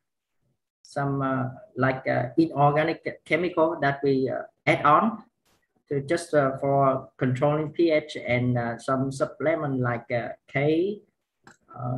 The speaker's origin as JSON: {"language": "English", "country": "Vietnam", "said": "I'm from Vietnam"}